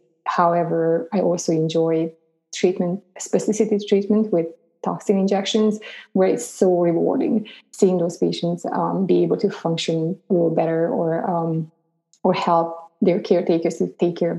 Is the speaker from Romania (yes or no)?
yes; Romania; moved away as an adult; I grew up in Romania.